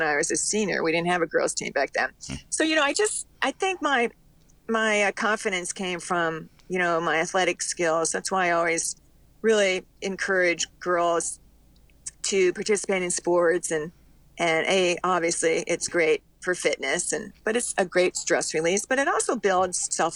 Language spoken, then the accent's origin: English; Cleveland, Ohio, United States; moved away; also born or lived in Florida; I'm from Cleveland, Ohio.